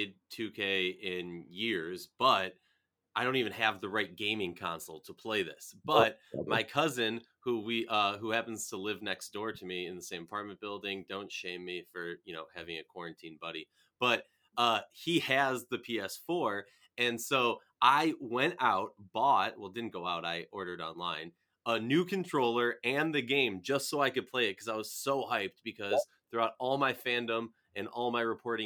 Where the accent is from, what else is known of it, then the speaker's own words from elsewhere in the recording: Minnesota, United States; I'm from Minnesota